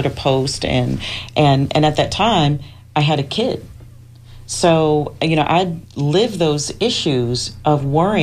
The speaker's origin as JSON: {"language": "English", "town": "New York City", "region": "New York", "country": "United States", "moved": "yes", "lives_now": "Tampa, United States", "said": "I am originally from the Bronx, New York. I'm a city girl from the hood"}